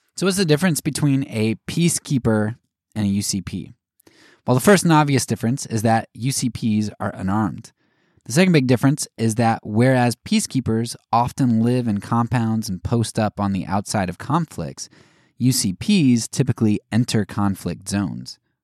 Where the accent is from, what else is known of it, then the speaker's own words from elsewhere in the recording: United States; as an American